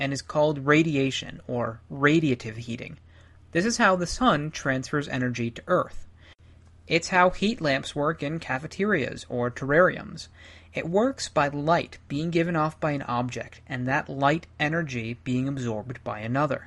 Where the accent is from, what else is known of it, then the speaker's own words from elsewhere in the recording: Ohio, United States; now in Colorado, United States; I grew up in Ohio